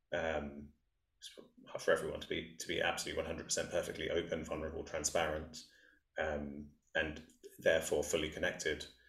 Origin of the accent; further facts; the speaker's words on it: England, United Kingdom; growing up in England